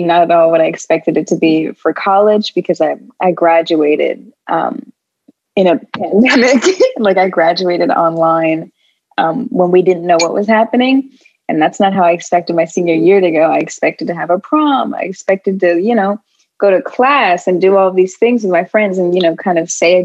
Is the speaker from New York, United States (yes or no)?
no; Los Angeles, California, United States; now in Philadelphia, United States; LA, which is like my hometown, like where I grew up